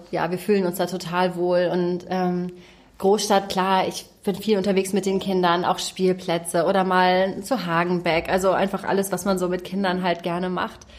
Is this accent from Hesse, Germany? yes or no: no; Hamburg, Germany; Also ich bin selber in Hamburg geboren und groß geworden.